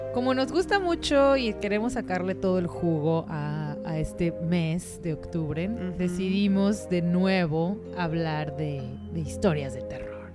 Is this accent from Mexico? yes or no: yes; Mexico; de México